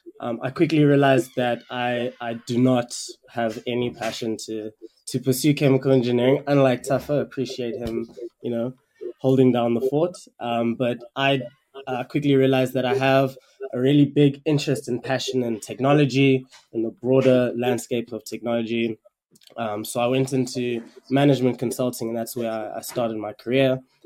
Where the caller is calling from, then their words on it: Kampala, Central Region, Uganda; So I am dialing in from Kampala, Uganda. I recently moved here to pursue a couple of different opportunities. I actually also studied in Cape Town.